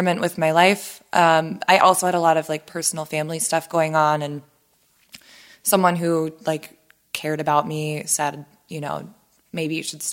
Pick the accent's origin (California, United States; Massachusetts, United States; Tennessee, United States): California, United States; San Diego; moved away; we're both from San Diego